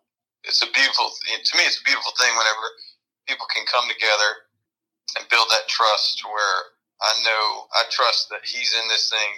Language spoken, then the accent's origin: English; Columbia, South Carolina, United States; moved away as an adult; also born or lived in Washington, D.C.; it was in my hometown